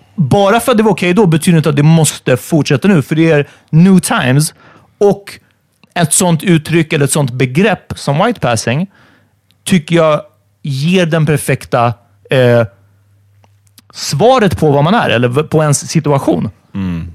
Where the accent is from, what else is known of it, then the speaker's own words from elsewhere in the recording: Stockholm, Stockholm County, Sweden; min uppväxt i Farsta